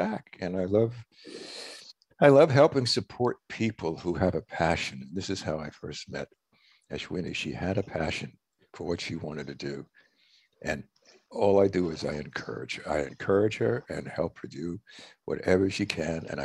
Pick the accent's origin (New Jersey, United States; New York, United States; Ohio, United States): New York, United States; I grew up in New York.